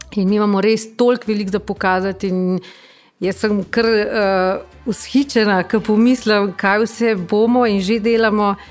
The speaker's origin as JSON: {"language": "Slovenian", "town": "Bistrica pri Tržiču", "region": "Upper Carniola", "country": "Slovenia", "tie": "born or raised there", "moved": "as an adult", "said": "sem iz Bistrice pri Tržiču"}